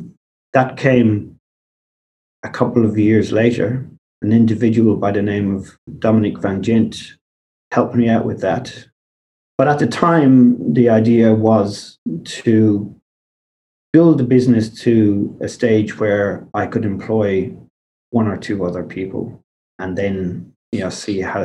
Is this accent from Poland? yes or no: no; Bunbury, Western Australia, Australia; now in Perth, Australia; It wasn't really difficult from the company's perspective because we grew up in the Southwest